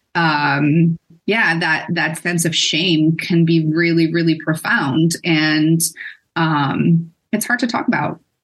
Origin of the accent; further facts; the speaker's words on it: Netherlands; moved away as an adult; also born or lived in Boston, United States; I am a cisgender white female that is born and raised in the Netherlands.